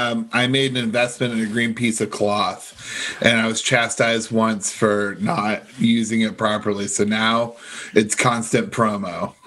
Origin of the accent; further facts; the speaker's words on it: Toledo, Ohio, United States; now in Woodside, Queens, United States; I grew up in Toledo.